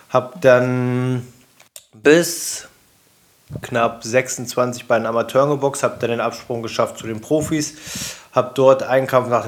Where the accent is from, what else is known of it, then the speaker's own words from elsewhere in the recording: Braunschweig, Lower Saxony, Germany; Ähm in meiner Heimatstadt in Braunschweig auf meiner eigenen Veranstaltung.